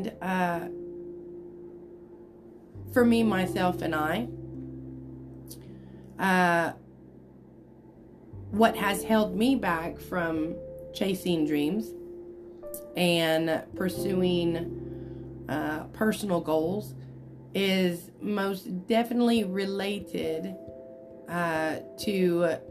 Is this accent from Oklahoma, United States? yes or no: yes; Enid, Oklahoma, United States; also born or lived in Ponca City, Oklahoma; I grew up right here in Enid, Oklahoma